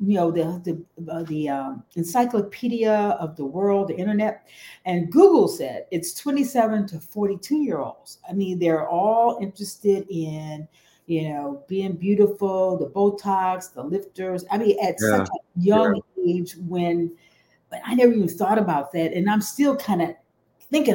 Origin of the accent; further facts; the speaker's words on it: Detroit, Michigan, United States; also born or lived in Houston; I'm from Detroit, and I started out undergraduate school